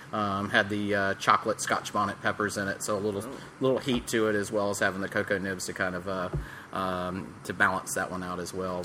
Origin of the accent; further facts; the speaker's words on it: Atlanta, Georgia, United States; moved away; also born or lived in Boulder, Colorado / Boone, North Carolina; I'm originally from Atlanta, Georgia